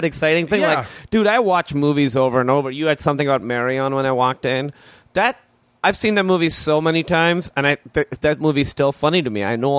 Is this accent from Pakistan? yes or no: yes; Pakistan; born or raised there